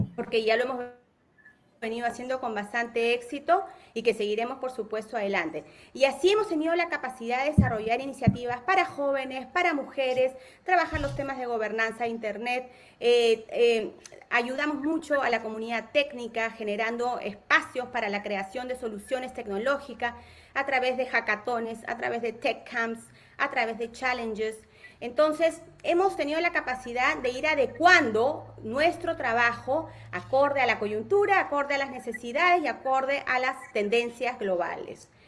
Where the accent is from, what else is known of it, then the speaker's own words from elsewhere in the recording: Peru; Soy peruana, peruanísima